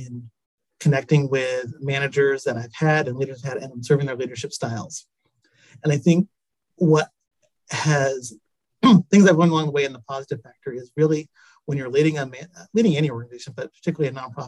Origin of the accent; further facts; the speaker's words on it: Tacoma, Washington, United States; I was born in Tacoma, Washington. I'm a Washington native